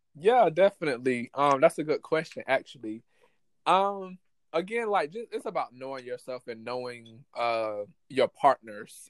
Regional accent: United States; people growing up in America

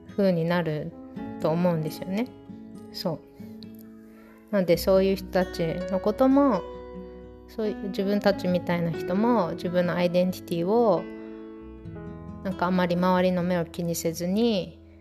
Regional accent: Okinawa, Japan; 私は母は岡山出身だけど沖縄生まれ沖縄育ちなので

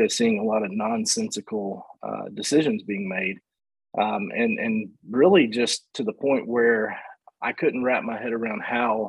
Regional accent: Stanly County, North Carolina, United States; moved away as an adult; also born or lived in Michigan; I grew up in Stanley County

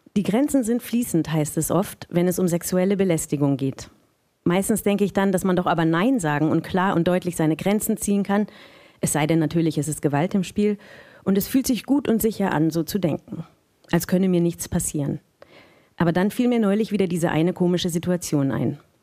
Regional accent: Munich, Bavaria, Germany; moved away; ich bin aus München eigentlich

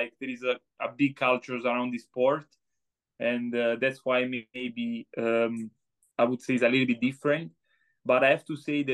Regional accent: Italy; now in United States; as we say in Italy

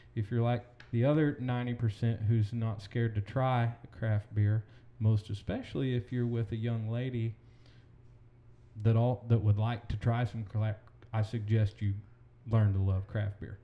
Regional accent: Collinsville, Oklahoma, United States; I am from Collinsville, Oklahoma, born and raised

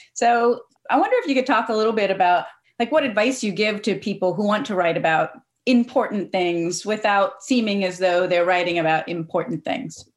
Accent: Cincinnati, Ohio, United States; I'm from Cincinnati myself

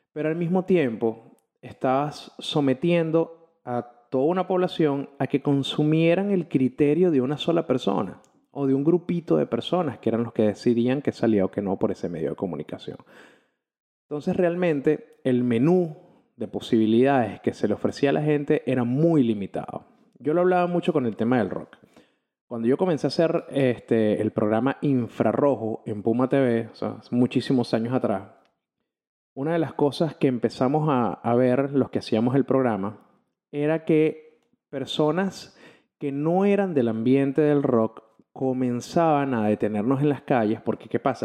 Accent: Caracas, Capital District, Venezuela; soy un periodista de Caracas, Venezuela

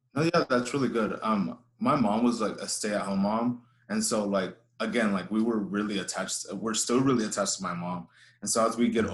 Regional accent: Houston, Texas, United States; I grew up here in Houston. I was uh, I was born here, raised here

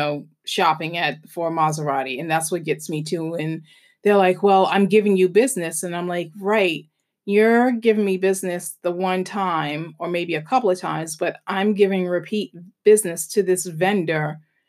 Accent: Long Island, New York, United States; I've been to that part of Long Island because I grew up on Long Island.

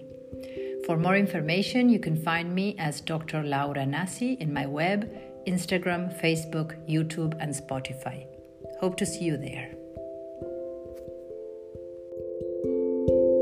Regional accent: Argentina; moved away; also born or lived in United States / Switzerland; I was born in Argentina, but lived quite a few years, about 8 years in the United States, and then almost 9 years in Switzerland before I came back home

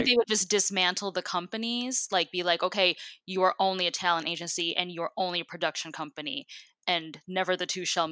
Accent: Midwest, United States; I grew up in the Midwest.

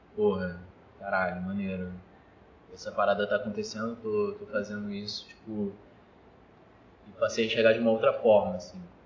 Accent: Mesquita, Rio de Janeiro, Brazil; moved away as an adult; Cria de Mesquita. Morei minha vida toda, assim, basicamente, Mesquita

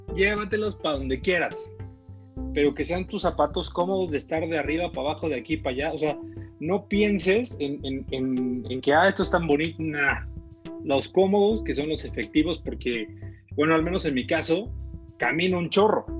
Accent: Mexico; Yo como mexicano

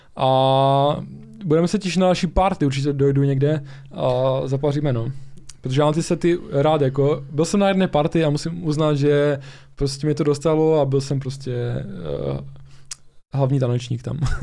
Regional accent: Ostrava region, Moravian-Silesian Region, Czechia; u nás v Ostravsku

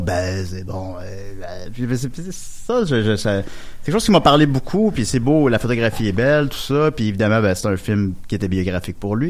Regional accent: Charny, Quebec, Canada; moved away as an adult; also born or lived in Montreal; je suis arrivé à Montréal à 20 ans, puis j'avais un club vidéo proche chez nous, puis il y avait tout, parce que je viens de Charny, ça arrive ça de Québec

